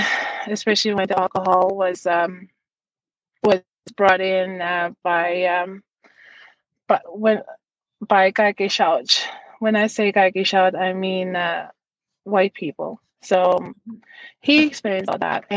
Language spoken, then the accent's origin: English; Davis Inlet, Newfoundland and Labrador, Canada; now in Natuashish, Canada; I was very lucky to be raised in that community